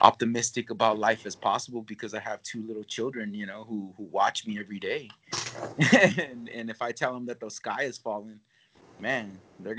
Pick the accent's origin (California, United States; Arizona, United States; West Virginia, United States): California, United States; I'm not from Texas. I'm from California